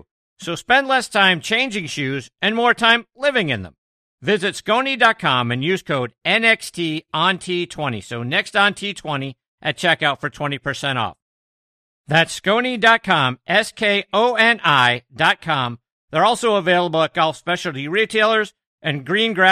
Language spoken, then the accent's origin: English; Pittsburgh, Pennsylvania, United States; I'm from Pittsburgh